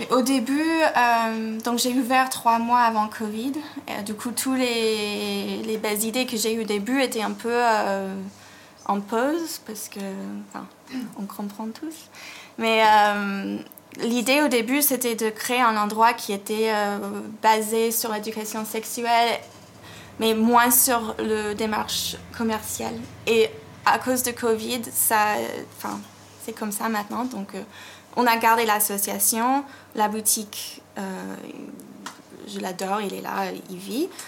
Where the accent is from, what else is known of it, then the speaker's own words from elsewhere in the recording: United States; pas dire aux États-Unis parce que la Californie, c'est pas pareil que l'Alabama. Mm. Mais, mais oui, enfin, là où j'ai grandi, c'était. C'est très différent